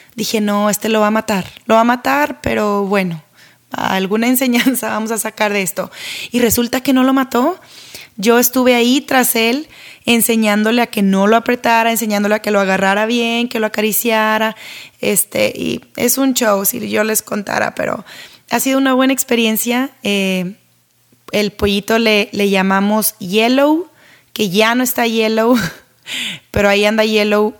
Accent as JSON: {"language": "Spanish", "town": "Monterrey", "region": "Nuevo León", "country": "Mexico", "said": "Yo soy de Monterrey, México"}